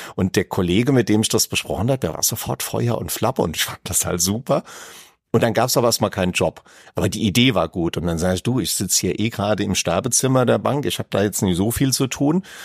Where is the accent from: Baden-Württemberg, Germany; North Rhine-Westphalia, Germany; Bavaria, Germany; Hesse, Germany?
Bavaria, Germany; Aschaffenburg; ich komme ja aus Aschaffenburg und da war Frankfurt jetzt nicht weit